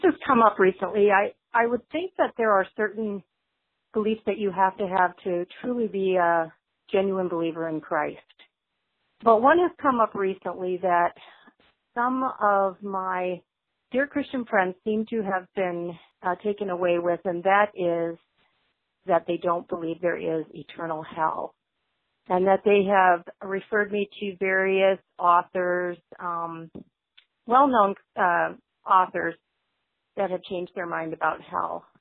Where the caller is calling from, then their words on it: Spring Lake, Michigan, United States; I'm calling from Spring Lake, Michigan